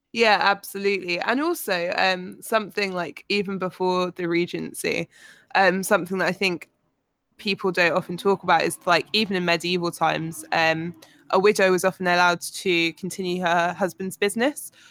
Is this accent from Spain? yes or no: no; United Kingdom; as a Brit in s, the southern states of America